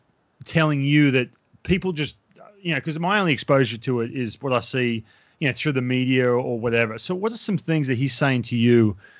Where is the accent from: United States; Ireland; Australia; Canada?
Australia; I'll be honest with you, I grew up in Australia, right? Boarding school is, it's way more prevalent in Australia.